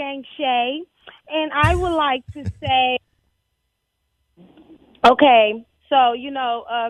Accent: Texas, United States; I'm from Texas.

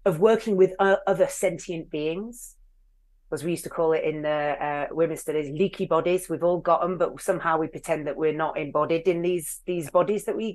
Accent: Hull, Yorkshire and the Humber, United Kingdom; I am from Hull

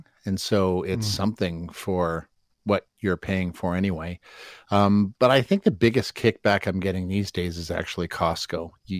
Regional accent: Alberta, Canada; I grew up in Alberta. I know the co-op.

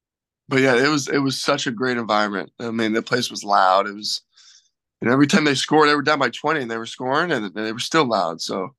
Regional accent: Miami, Florida, United States; I grew up in Miami

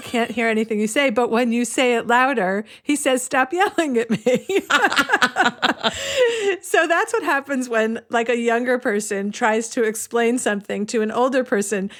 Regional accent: United States; now in Cleveland, United States; I grew up on the Long Island Sound

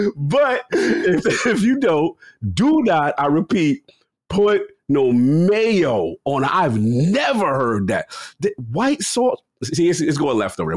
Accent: New York City, New York, United States; as a New Yorker

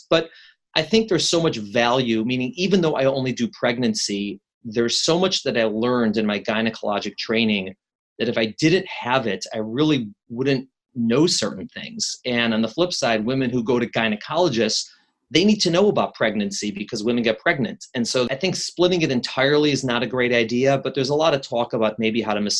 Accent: Chicago, Illinois, United States; now in New York, United States; I've been in New York longer than I've been in Chicago, but I still tell people I'm from Chicago. The Chicagoans are very proud

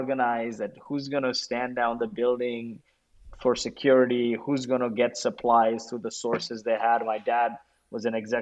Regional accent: Kuwait; moved away; I grew up in Kuwait, and I was a refugee of the Gulf War.

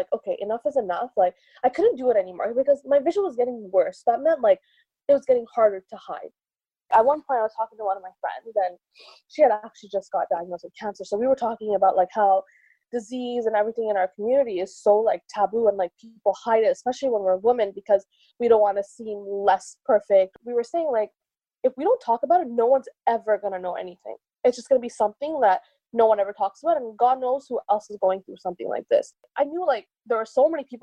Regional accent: Montreal, Quebec, Canada; I'm 29 and I'm from Montreal

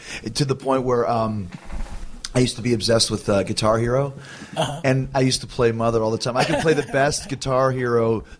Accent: Winnipeg, Manitoba, Canada; I'm from Winnipeg

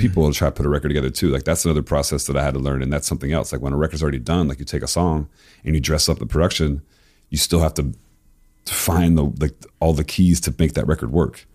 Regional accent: Florida, United States; moved away; also born or lived in Tennessee / East Coast; I loved, like, Miami bass music growing up in Florida.

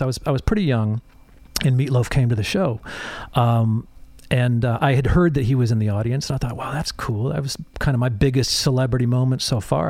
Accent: Holland, Michigan, United States; also born or lived in England; I grew up in a, uh, a little town called Holland, Michigan

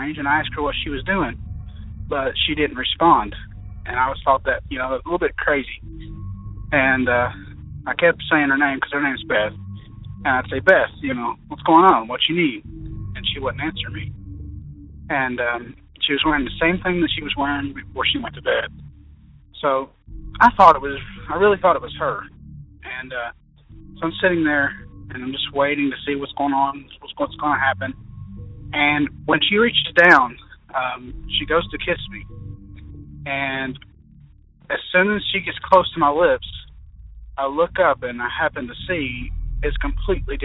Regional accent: Kentucky, United States; I'm from Kentucky.

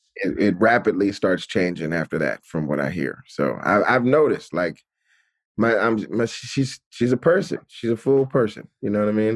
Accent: Atlanta, Georgia, United States; moved away; I grew up in Atlanta, which is, like, majority black

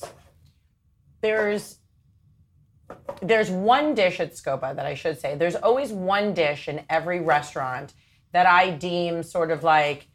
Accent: Long Island, New York, United States; I'm from Long Island

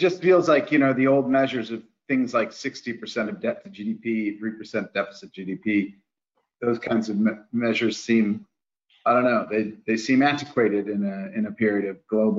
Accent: United States; I come from the United States

